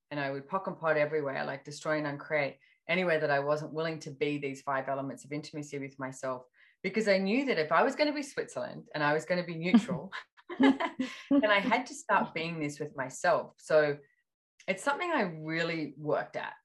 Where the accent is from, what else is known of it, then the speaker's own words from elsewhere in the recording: Australia; being Australian